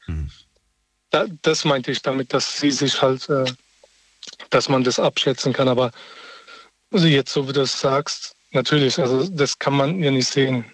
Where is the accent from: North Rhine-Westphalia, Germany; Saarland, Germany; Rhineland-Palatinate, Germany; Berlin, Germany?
Berlin, Germany; moved away; ich komme ja ursprünglich aus Berlin